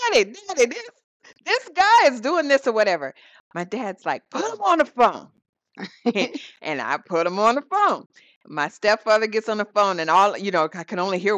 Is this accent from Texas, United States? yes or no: no; South Dakota, United States; growing up in South Dakota, my mother and my stepfather were in the armed services